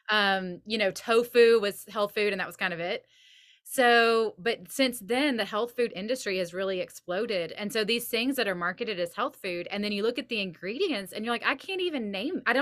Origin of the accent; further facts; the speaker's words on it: the South, United States; now in Nashville, United States; I was raised in the South.